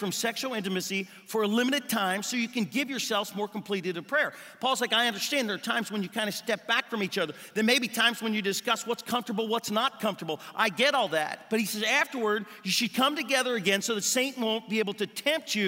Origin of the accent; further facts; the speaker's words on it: United States; moved away; I grew up swimming in the Ohio River